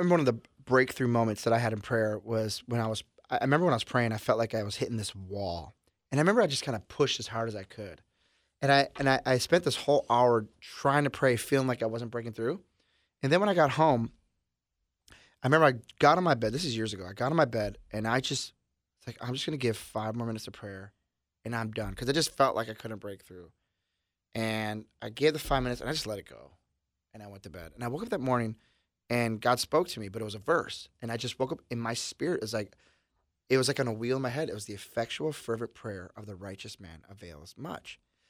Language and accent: English; Milwaukee, Wisconsin, United States; Yeah, we're from Milwaukee, and they're known for the breweries.